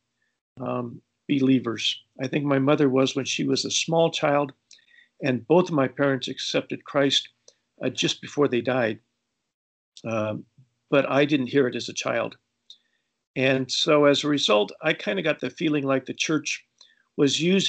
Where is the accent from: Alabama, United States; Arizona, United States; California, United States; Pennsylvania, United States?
California, United States; Los Angeles; also born or lived in Colombia; I grew up in Los Angeles